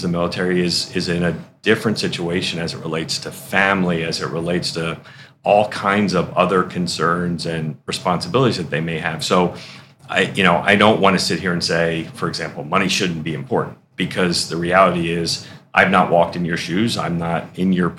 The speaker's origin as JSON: {"language": "English", "town": "Philadelphia", "region": "Pennsylvania", "country": "United States", "tie": "born or raised there", "moved": "as an adult", "lives_now": "Syracuse, United States", "said": "I grew up in Philadelphia."}